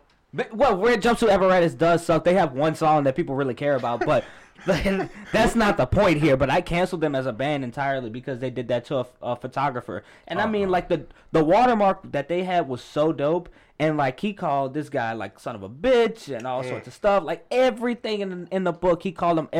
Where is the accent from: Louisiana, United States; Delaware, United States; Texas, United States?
Louisiana, United States; New Orleans; I'm from New Orleans